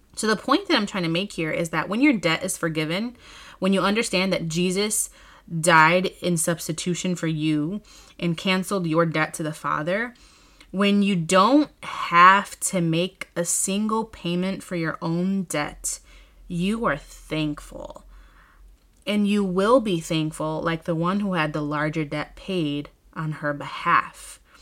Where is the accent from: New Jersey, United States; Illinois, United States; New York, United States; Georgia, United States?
Illinois, United States; Chicago; here in my hometown in Chicago